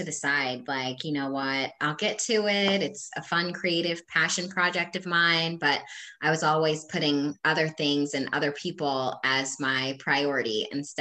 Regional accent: Havre de Grace, Maryland, United States; moved away as an adult; now in Hampton Roads, United States; I'm originally from Havertie Grace, Maryland. However, I have called Hampton Roads home now for a decade

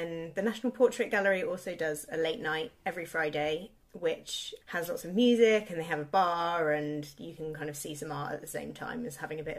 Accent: Devon, South West England, United Kingdom; now in London, United Kingdom; I grew up in Devon

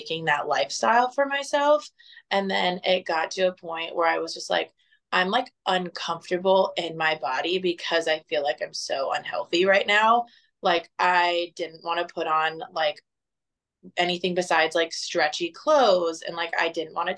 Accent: Fort Myers, Florida, United States; moved away as an adult; now in Dallas, United States; I'm originally from Southwest Florida. Grew up in Fort Myers for the first 23 years of my life

